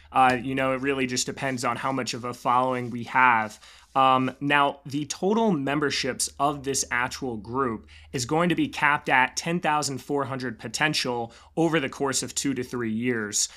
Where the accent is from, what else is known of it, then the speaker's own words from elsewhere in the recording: Raleigh, North Carolina, United States; also born or lived in Charlotte, North Carolina; I grew up in Raleigh area, and then I actually went to school up in Charlotte.